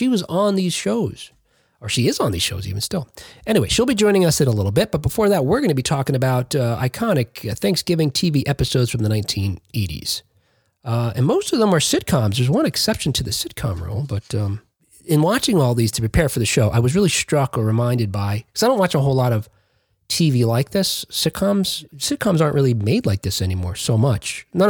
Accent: Jersey City, New Jersey, United States; I noted that they said, she's from Jersey City. I thought, yeah, shout out to my hometown.

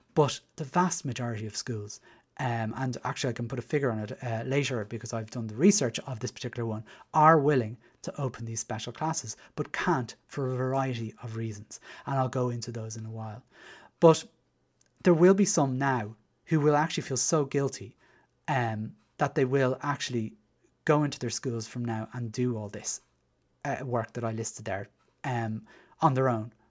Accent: Dublin, Leinster, Ireland; moved away as an adult; as you can probably tell from my accent, I was, uh, raised in Dublin Six

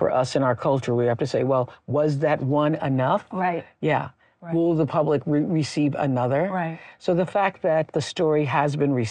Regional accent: Mississippi, United States; moved away; You know, we're both from Mississippi.

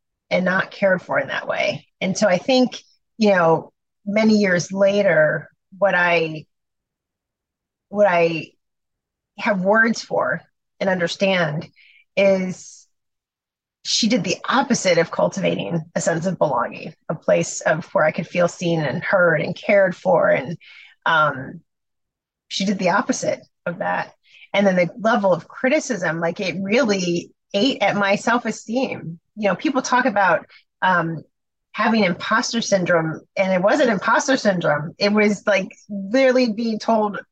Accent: Chicago, Illinois, United States; moved away as an adult; I'm from Chicago. My family was in Chicago and I was not working in Chicago.

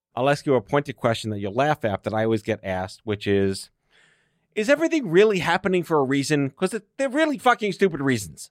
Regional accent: New York City, New York, United States; when you're born and raised in New York City

